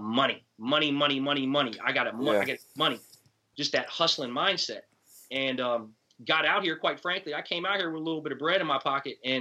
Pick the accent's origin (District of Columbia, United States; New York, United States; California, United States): District of Columbia, United States; Washington; I grew up in the Washington, D.C. area.